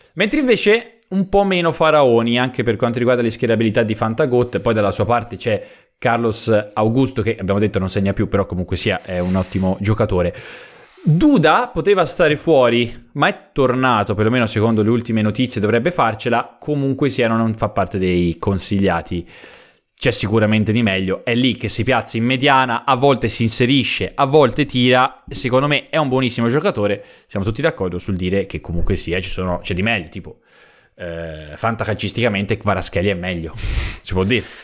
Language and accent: Italian; Prato, Tuscany, Italy; vengo da Prato, che comunque è una bellissima città